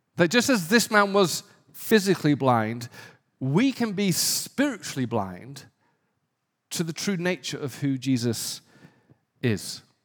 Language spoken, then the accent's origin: English; the north of England, United Kingdom; moved away as an adult; also born or lived in London; now in Santa Monica, United States; I was born in a very poor community in the north of England